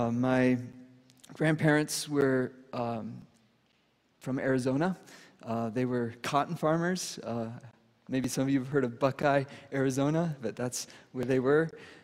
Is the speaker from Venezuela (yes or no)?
yes; Venezuela; And I speak Spanish because I grew up in Venezuela.